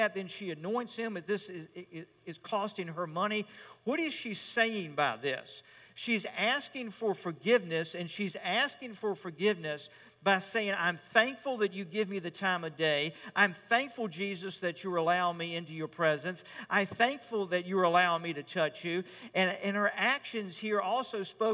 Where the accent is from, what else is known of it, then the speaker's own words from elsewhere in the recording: Richmond, Virginia, United States; I grew up in Richmond